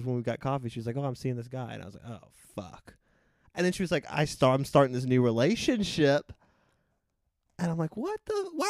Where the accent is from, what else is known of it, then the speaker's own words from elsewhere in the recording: outside of Atlanta, Georgia, United States; moved away as an adult; I grew up outside of Atlanta. I lived in Atlanta before I moved out here.